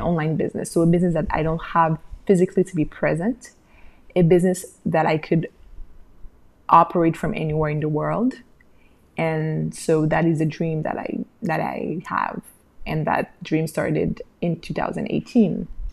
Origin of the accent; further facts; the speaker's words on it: Haiti; also born or lived in Montreal, Canada; I came back to my home country and I opened a small maternity boutique with my sister